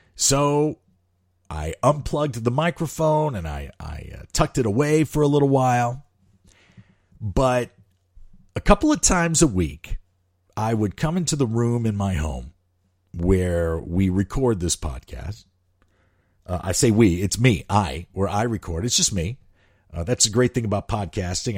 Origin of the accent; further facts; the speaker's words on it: St. Louis, Missouri, United States; moved away; I started my career in radio in my hometown of Saint Louis